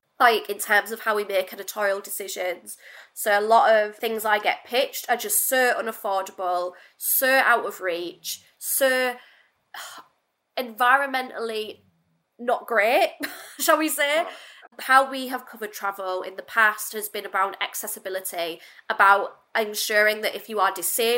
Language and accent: English; Hull, Yorkshire and the Humber, United Kingdom; accent: Northern; I became very resentful of the fact that I was Northern because it just became a bit of a joke. You know, and I'm from Hull